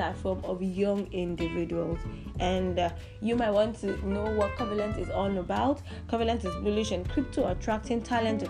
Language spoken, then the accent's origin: English; Nigeria; I'm from Nigeria